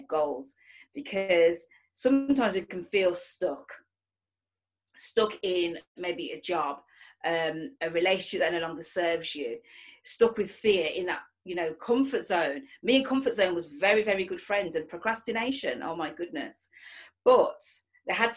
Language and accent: English; Manchester, North West England, United Kingdom; I am from Manchester, England